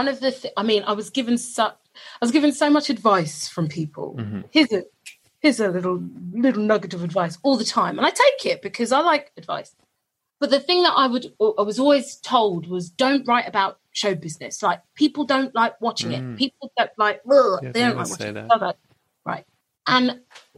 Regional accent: London, United Kingdom; I live in London, I'm born in London

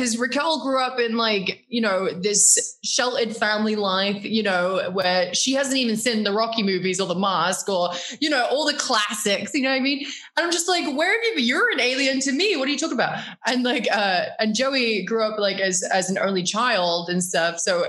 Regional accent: Norwich, East of England, United Kingdom; Norwich is beautiful. First of all, Norwich is a city, but also it's a university town too.

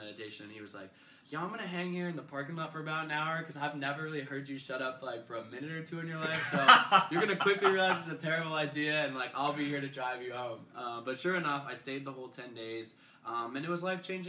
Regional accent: Portland, Oregon, United States; I'm from Portland, Oregon.

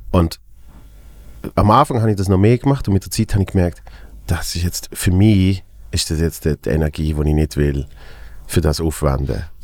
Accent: Basel, Basel-Stadt, Switzerland; als Basler, finde ich recht lustig.

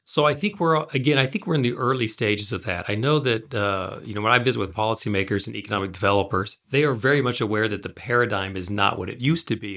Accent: Tulsa, Oklahoma, United States; I was raised in Tulsa, and being raised in Tulsa in the you know moved there in '77, so I was there in the '80s and the early '90s.

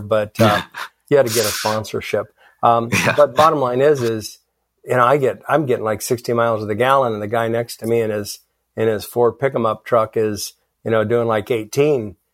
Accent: Philippines; moved away; I grew up in the Philippines

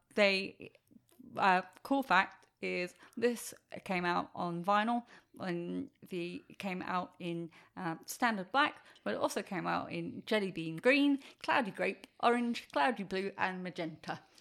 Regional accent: England, United Kingdom; I'm English

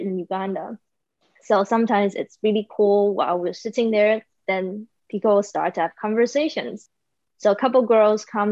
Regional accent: Taiwan; moved away; I am currently in Taiwan. So yes, I'm back in my hometown.

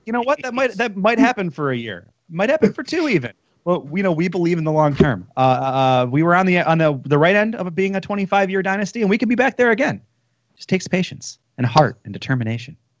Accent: Detroit, Michigan, United States; I'm from Detroit

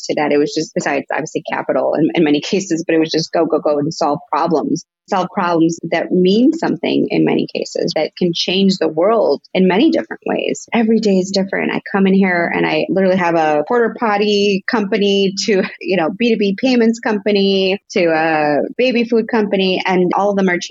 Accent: suburb of Chicago, Illinois, United States; also born or lived in Cuernavaca, Mexico / Rogers Park, Chicago; I moved to the U.S. when I was 6 years old, and I lived in Rogers Park for a little bit and then moved out to just a suburb of Chicago.

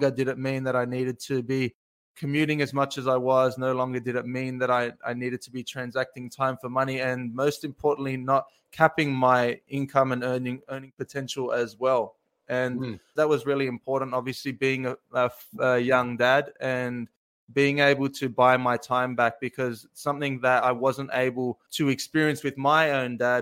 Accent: Australia; I am from Australia

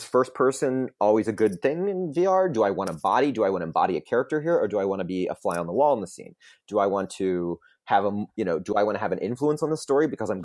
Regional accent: Orlando, Florida, United States; I grew up in Orlando

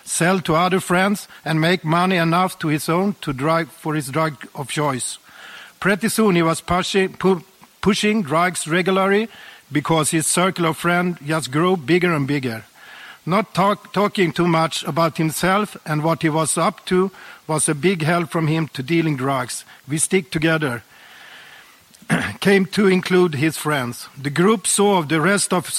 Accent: Sweden; I was born and raised in Sweden

